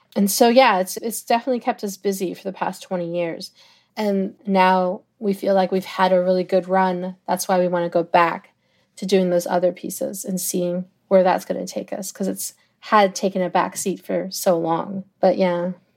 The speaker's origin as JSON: {"language": "English", "town": "Toronto", "region": "Ontario", "country": "Canada", "tie": "born or raised there", "said": "it's always gonna be my hometown"}